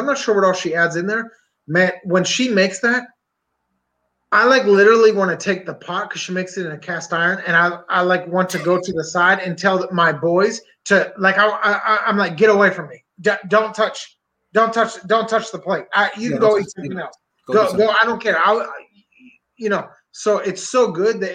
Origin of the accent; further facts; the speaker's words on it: Pennsylvania, United States; I'm from Pennsylvania